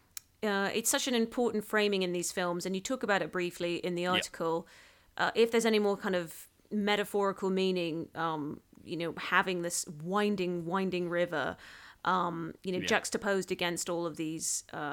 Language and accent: English; Hong Kong; now in London, United Kingdom; I'm from Hong Kong